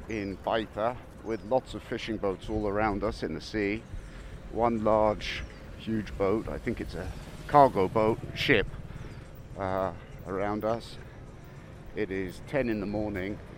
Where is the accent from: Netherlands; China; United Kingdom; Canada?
United Kingdom; England; moved away as an adult; now in Lima, Peru; I'm an English freelance journalist based in Lima since 2009.